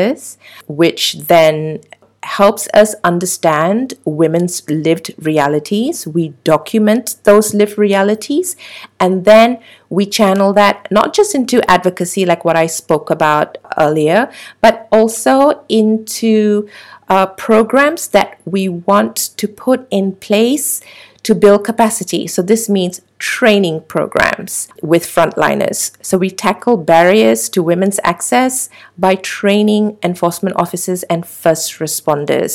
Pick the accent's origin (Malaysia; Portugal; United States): Malaysia; we as the Malaysian public